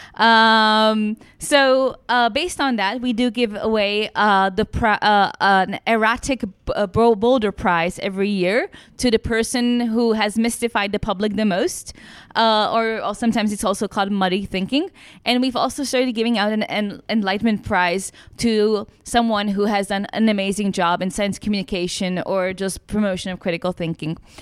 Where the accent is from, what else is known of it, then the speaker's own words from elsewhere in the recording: Czechia; I am from the Czech Republic.